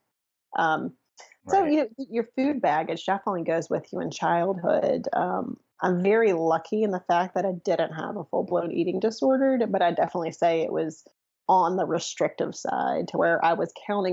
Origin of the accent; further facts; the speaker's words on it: Mobile, Alabama, United States; So I grew up in Mobile, Alabama, probably the hottest place on the planet